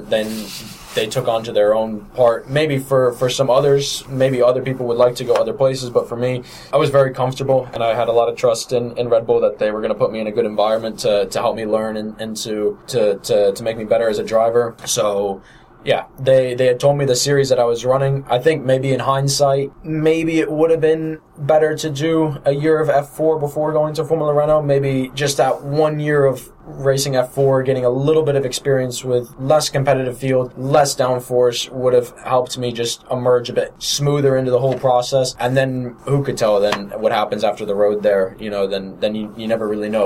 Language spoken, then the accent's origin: English; United States; As an American coming over there